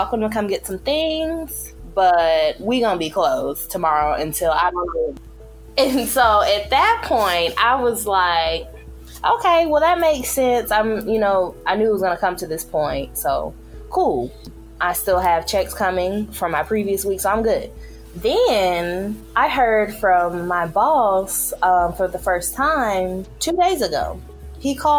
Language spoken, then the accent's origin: English; Memphis, Tennessee, United States; now in Florida, United States; I am from Memphis, Tennessee